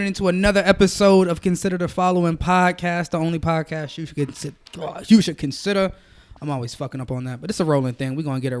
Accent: Compton, California, United States; I'm from Bompton.

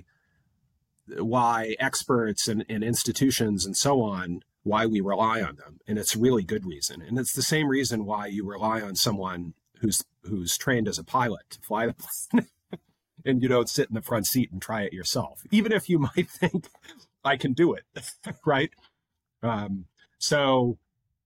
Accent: United States; now in London, United Kingdom; as an American living in London

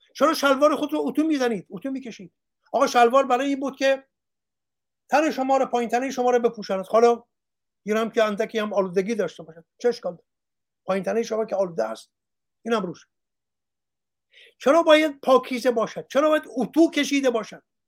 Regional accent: Iran; moved away; also born or lived in Australia; من ایرانیم

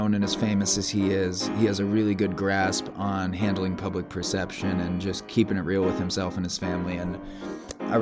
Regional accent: Iowa, United States; now in Montana, United States; I grew up in Iowa.

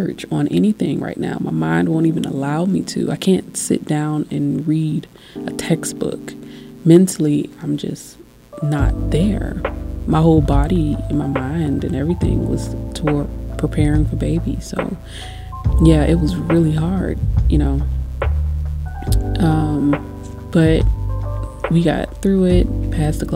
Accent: United States; being an American

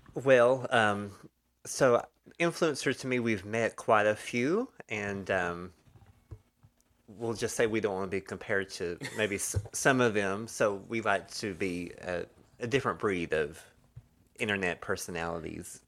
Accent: the South, United States; we're from the South

